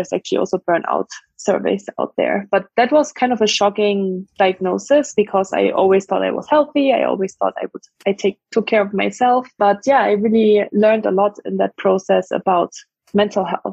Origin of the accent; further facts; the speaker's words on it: Germany; English is a second language; moved away as an adult; also born or lived in France / Dublin, Ireland / Mountain View, United States; now in United States; I grew up in Germany for the first 19 years of my life